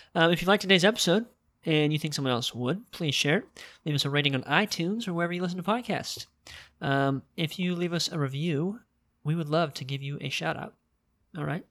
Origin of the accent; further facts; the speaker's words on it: United States; why was I born in America